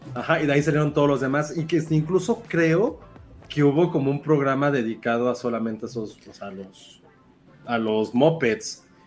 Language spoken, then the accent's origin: Spanish; Mexico; Somos muy malos mexicanos